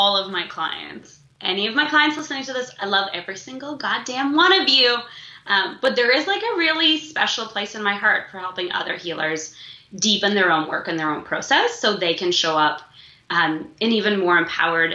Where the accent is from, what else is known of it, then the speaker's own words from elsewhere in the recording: Moscow, Russia; now in Toronto, Canada; I was born in Moscow